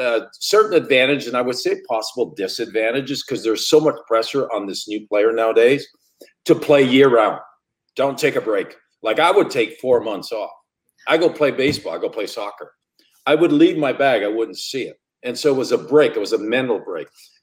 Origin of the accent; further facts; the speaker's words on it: Sudbury, Ontario, Canada; moved away as an adult; my hometown, the Sudbury Wolves